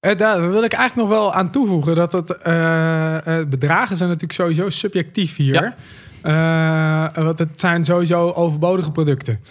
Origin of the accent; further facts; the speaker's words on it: Drenthe, Netherlands; now in Delft, Netherlands; Ik kom uit Drenthe oorspronkelijk